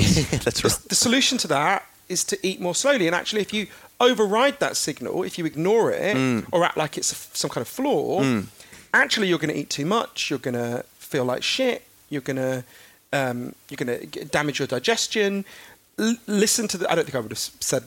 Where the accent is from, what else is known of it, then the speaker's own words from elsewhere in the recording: United Kingdom; as you can tell from my weird down to nappy voice, I'm British